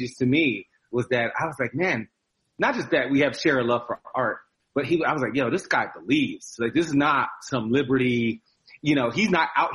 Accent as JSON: {"language": "English", "region": "New Jersey", "country": "United States", "tie": "born or raised there", "also_born_or_lived": "Philadelphia, Pennsylvania", "said": "I was born in Philly, but grew up in New Jersey."}